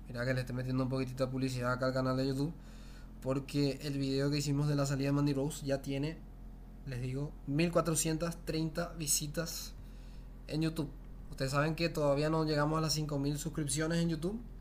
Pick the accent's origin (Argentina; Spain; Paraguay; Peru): Paraguay; yo soy de Paraguay